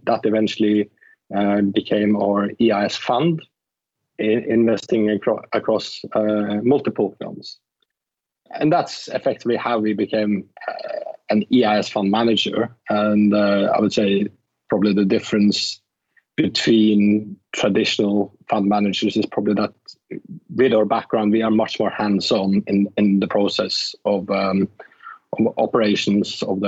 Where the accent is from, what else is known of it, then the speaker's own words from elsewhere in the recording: Norway; moved away as an adult; now in London, United Kingdom; I come from Norway. So I actually started in television in Norway as a TV presenter on a Saturday night show when I was 14